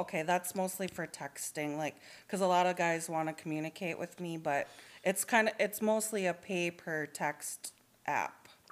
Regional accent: Duluth, Minnesota, United States; moved away as an adult; also born or lived in Twin Cities, Minnesota; now in Minneapolis, United States; technically I'm from Duluth and I moved to the Twin Cities area in 2011

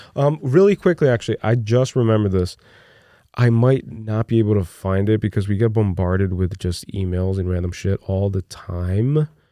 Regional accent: Brazil; moved away; during my formative years growing up in Brazil

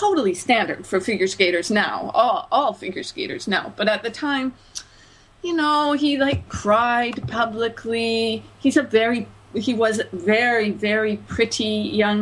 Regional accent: Canada; my own perspective as a Canadian

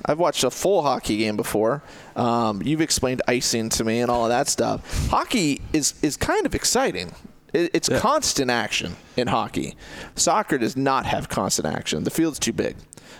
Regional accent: Ames, Iowa, United States; Because growing up in Ames, I was one of the fastest guys in town.

